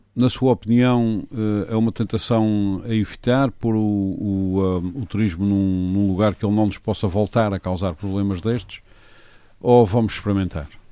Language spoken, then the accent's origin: Portuguese; Azores, Portugal; eu como açoriano